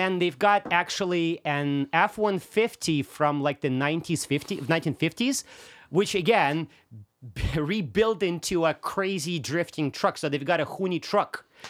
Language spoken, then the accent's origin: English; Russia; first language Russian; English is a second language; so I'm Russian, right?